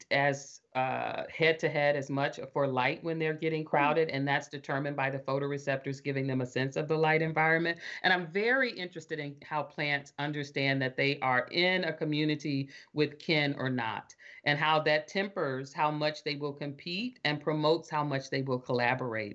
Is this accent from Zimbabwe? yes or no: no; Arkansas, United States; I'm from Arkansas. I can recognize the Southern accent of my relatives